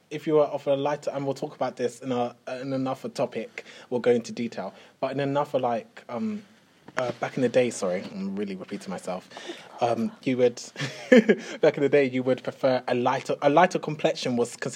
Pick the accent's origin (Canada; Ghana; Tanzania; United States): Ghana; People wouldn't unfortunately think I'm Ghanaian, they'll say, "Oh, you're too light to be a Ghanaian." I'm like, you know, there's a little bit of semi light skin in Ghanaians, you know.